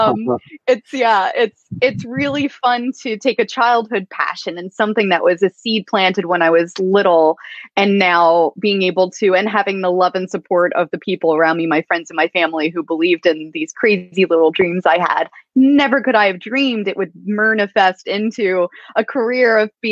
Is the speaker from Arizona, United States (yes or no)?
no; Pennsylvania, United States; I grew up in Amish country, Pennsylvania, far from the ocean